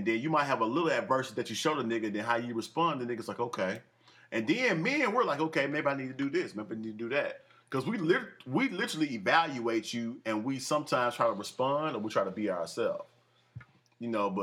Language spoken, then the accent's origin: English; Fairfield, United States; I'm from Fairfield